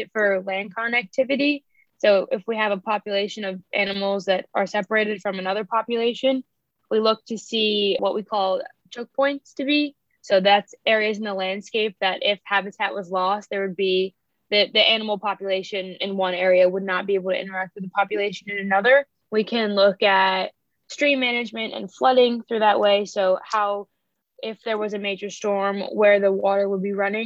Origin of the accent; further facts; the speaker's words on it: New Jersey, United States; now in North Carolina, United States; I grew up in New Jersey, about 25 miles outside of New York City